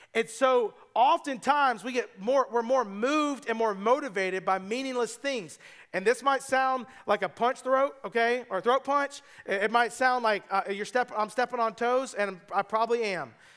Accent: United States; I'm just an American

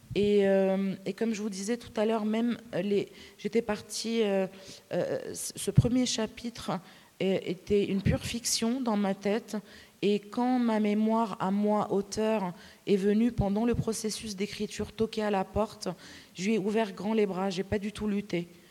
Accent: Lebanon; first language Arabic; French is a second language; moved away; quand je retourne au Liban ou euh, quand je mélange des petits mots de français avec euh, mes proches qui parlent arabe

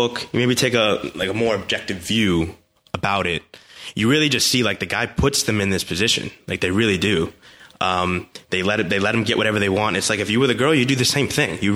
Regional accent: United States; as American guys

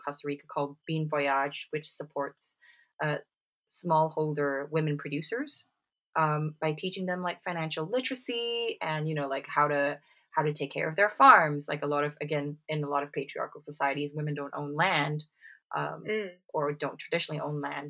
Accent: Singapore; now in United Kingdom; growing up in Singapore

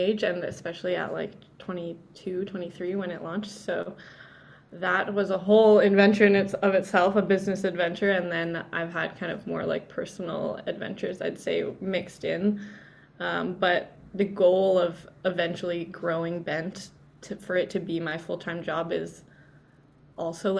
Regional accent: Canada; also born or lived in Vancouver, Canada / Toronto, Canada / Mexico; especially being Canadian

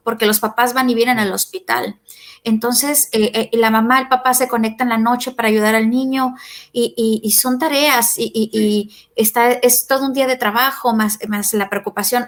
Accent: Mexico; nosotros como latinoamericanos, este, en Argentina y en México

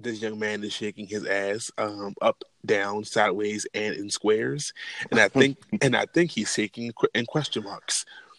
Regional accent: Baltimore, Maryland, United States; moved away as an adult; now in Atlanta, United States; I'm not originally from Atlanta, I'm actually from Baltimore. I moved to Atlanta to pursue and get my photography business off the floor and ground. And here I am, been here almost 3.5 years.

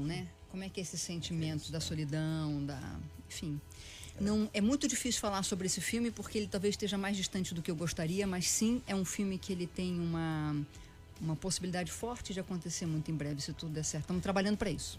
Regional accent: Petrópolis, Rio de Janeiro, Brazil; Eu nasci em Petrópolis, numa cidade na Serra do Rio de Janeiro.

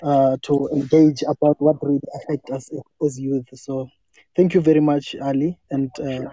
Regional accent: South Africa; also born or lived in Cape Town; I'm from South Africa. I'm based in Cape Town.

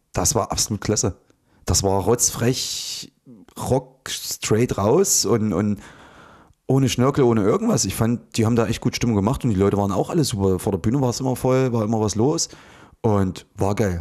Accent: Ohrdruf, Thuringia, Germany; in Ortruf bei mir im, ja, da wo ich aufgewachsen bin, so dieser Ort

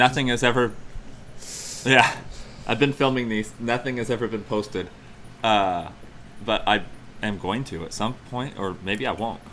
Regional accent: San Diego, California, United States; now in Montana, United States; I grew up in San Diego. I was born in San Diego

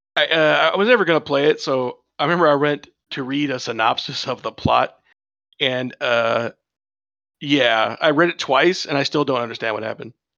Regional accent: United States; I'm an American

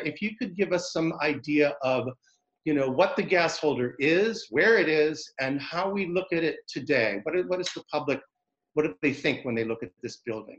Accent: Concord, New Hampshire, United States; moved away; also born or lived in Pasadena, California; I'm from Concord in this area, but I had lived in Pasadena, California

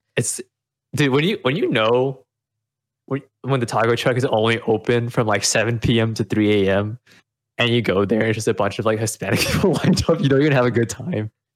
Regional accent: Austin, Texas, United States; also born or lived in Vietnam; I was actually born in Vietnam, but I was raised in Austin

